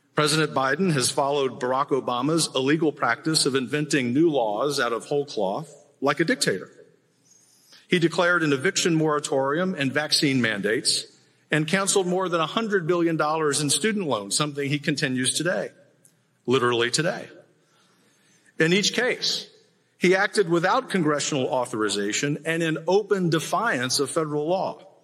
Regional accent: Texas, United States; as a Texan

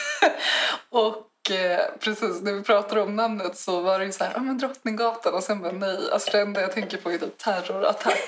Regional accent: Stockholm, Stockholm County, Sweden; now in Uppsala, Sweden; jag är från Stockholm.

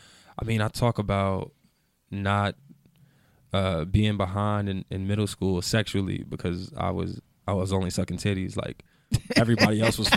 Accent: New Jersey, United States; moved away as an adult; now in Los Angeles, United States; Jersey. I've been in LA for 4 years now.

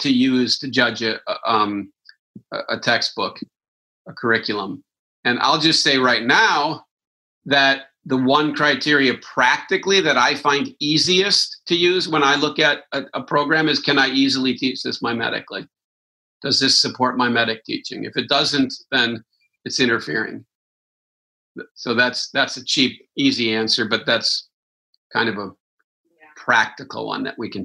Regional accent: Wisconsin, United States; I'm from Wisconsin

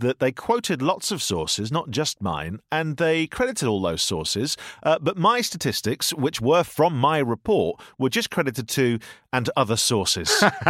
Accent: United Kingdom; Now, we're British, and that is what you do.

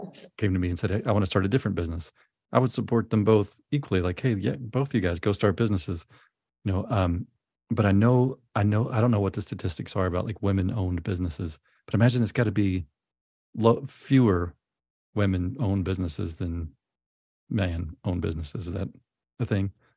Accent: Memphis, Tennessee, United States; moved away; also born or lived in New Orleans; I grew up in Memphis

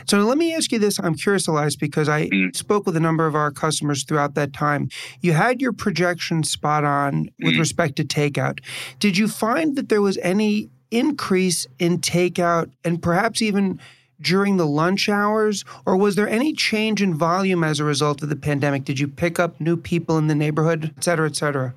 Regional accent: New York City, New York, United States; also born or lived in Chicago; I was born and raised in New York City and moved back to New York from Chicago

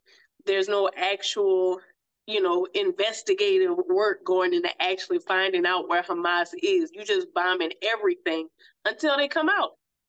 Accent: United States; I see something that looks very familiar to me as an American.

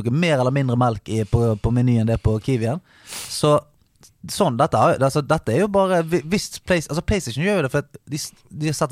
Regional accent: Bergen, Vestland, Norway; moved away; Hjemme i Bergen

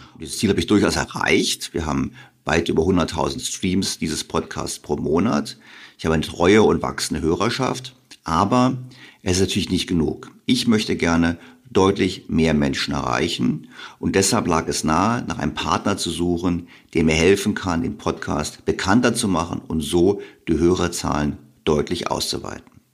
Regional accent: Bavaria, Germany; ich bin in Bayern zur Schule gegangen

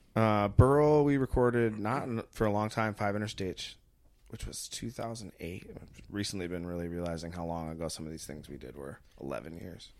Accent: Muskegon, Michigan, United States; moved away as an adult; now in Colorado, United States; I grew up in Muskegon, Michigan. Uh, I lived there until I went to college, but I lived in Michigan un-, until five years ago when I moved to Colorado

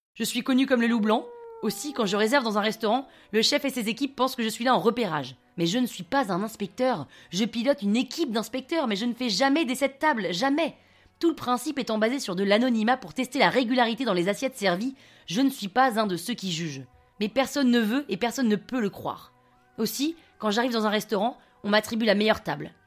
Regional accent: United States; French is a second language; moved away as an adult; also born or lived in Grenoble / Paris; je suis un Français né par erreur aux États-Unis.

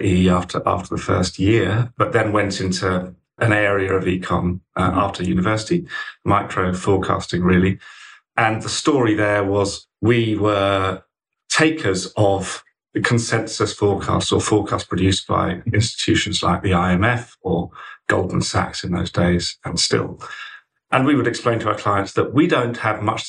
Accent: Colchester, East of England, United Kingdom; moved away as an adult; also born or lived in Oxford; I grew up in deepest, darkest Essex, in Colchester, Essex boy, born and bred, and lived there, same house, until I was 18

